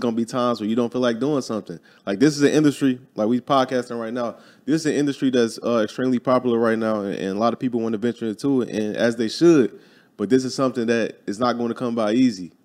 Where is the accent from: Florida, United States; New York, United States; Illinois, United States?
Illinois, United States; Chicago; moved away as an adult; I was born and raised in Chicago, Illinois, grew up there